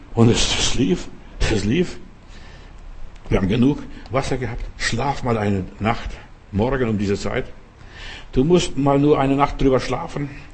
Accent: Lithuania; moved away; mein Vater hat bei uns in Litauen dort auf, äh, Grundstück, auf unserem Grundstück einen Brunnen gegraben

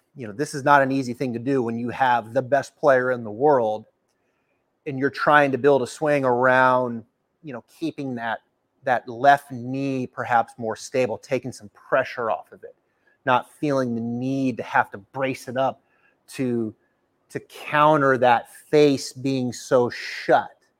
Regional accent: the Northwest, Pacific Northwest, United States; now in Ponte Vedra Beach, United States; growing up in the Northwest

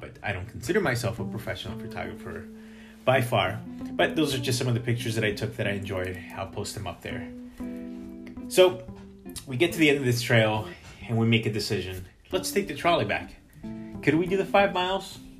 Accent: Chicago, Illinois, United States; now in Boston, United States; Grew up in Chicago

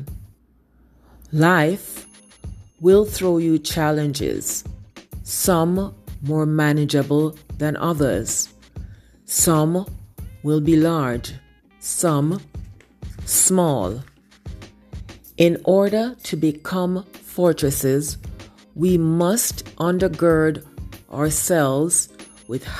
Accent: Jamaica; I learned in primary school growing up in Jamaica.

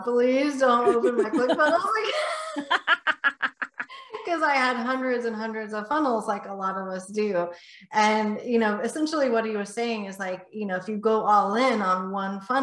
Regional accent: north of Houston, Texas, United States; just north of Houston, Texas. So I'm Texas born and bred.

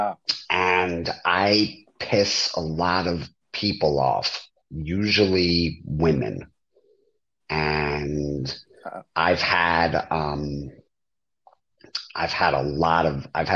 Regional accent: East Brunswick, New Jersey, United States; I grew up in East Brunswick, and then I lived in New Brunswick for years

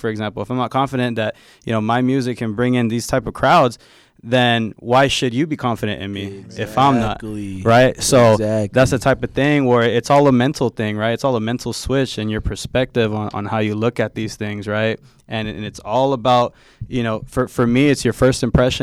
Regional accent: Bay Area, California, United States; I'm from the Bay, man.

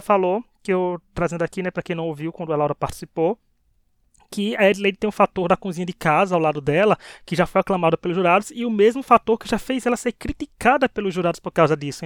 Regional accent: Bahia, Brazil; accent: Northeastern; a gente é da Bahia, o tempero, né, a coisa nordestina, gente. Nordeste, né, nós somos maravilhosos, né, já pode ver não só nosso sotaque

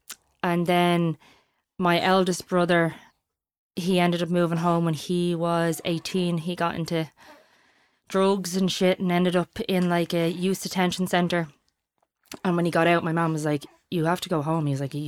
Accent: United States; But because I grew up in the States, we didn't get like stews often.

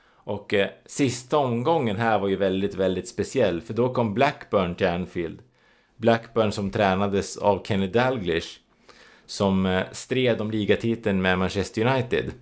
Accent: Sweden; vi svenskar

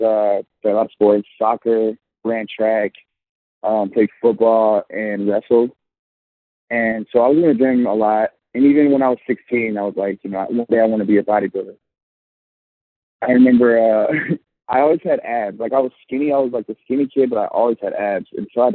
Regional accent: Chicago, Illinois, United States; also born or lived in Trinidad and Tobago (family ancestry); I'm from the suburbs of Chicago, west suburbs. I was born in Chicago

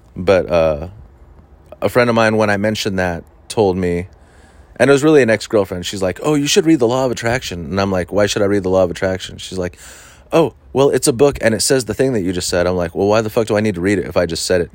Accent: Huntington Beach, California, United States; I grew up in Huntington Beach

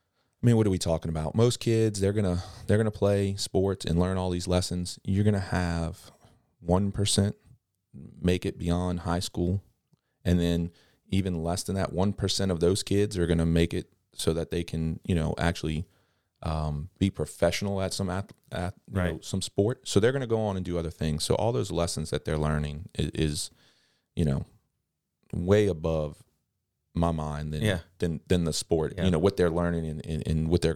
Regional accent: Kenner, Louisiana, United States; I'm from Kennebra.

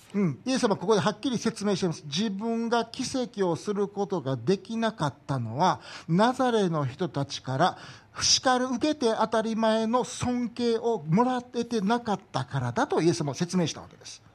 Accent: Tondabayashi, Osaka, Japan; moved away; 僕は大阪の、お袋がまだ大阪に住んでるから大阪に帰ることはあるんやけど

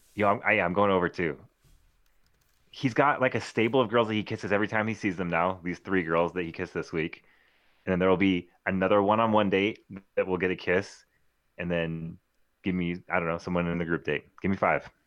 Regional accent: Clovis, California, United States; I'm from Clovis, California

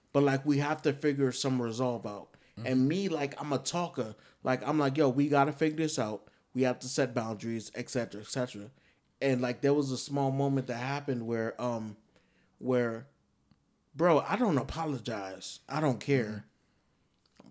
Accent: New York, United States; I'm from New York

